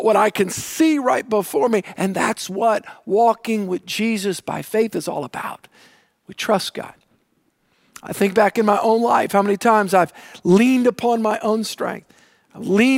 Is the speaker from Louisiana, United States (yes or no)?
yes; New Orleans, Louisiana, United States; I grew up on the South Shore, on the south side, all right, the south shore of Lake Pontchartrain